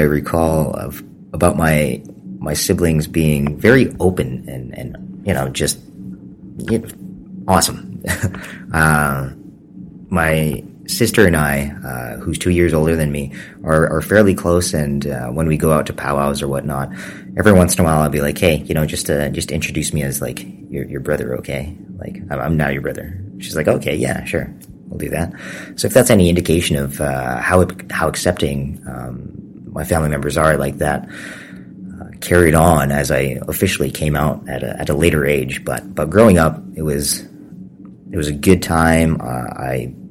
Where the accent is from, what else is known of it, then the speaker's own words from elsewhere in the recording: Calgary, Alberta, Canada; moved away as an adult; also born or lived in Maskwacis, Alberta; now in Saskatchewan, Canada; I am from the Samsing Cree Nation in Musquechese, Alberta.